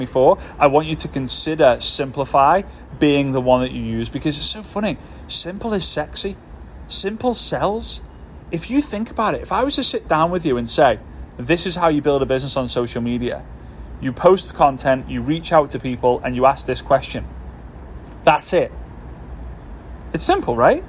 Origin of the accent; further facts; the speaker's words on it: Formby, North West England, United Kingdom; moved away as an adult; now in Dubai, United Arab Emirates; Formby, which is my hometown in the northwest of the UK